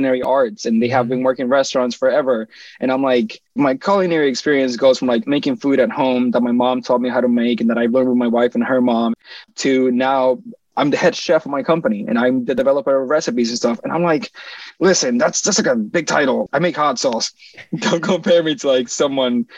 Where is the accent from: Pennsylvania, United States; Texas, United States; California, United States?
Pennsylvania, United States; Philadelphia; I'm from Philly